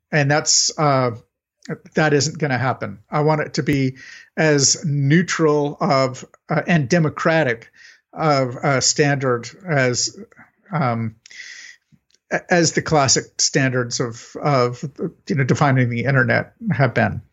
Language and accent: English; United States; I'm an American